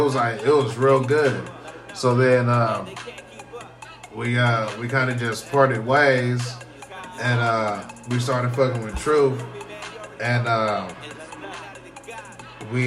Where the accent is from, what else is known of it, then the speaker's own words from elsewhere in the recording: Pasco, Washington, United States; also born or lived in Georgia / Germany; I'm from Pasco